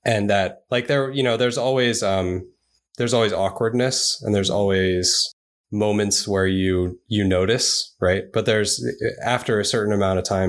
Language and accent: English; New York City, New York, United States; also born or lived in Japan; I grew up in New York. So I was in New York City most of my upbringing